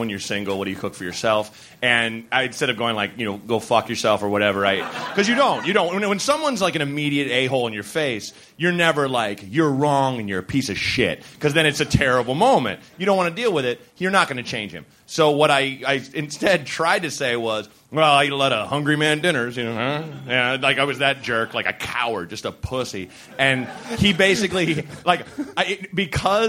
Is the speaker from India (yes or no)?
no; Portland, Oregon, United States; moved away as an adult; also born or lived in Evanston, Illinois / New York; now in Chicago, United States; I grew up in Portland, but then I went straight to Chicago.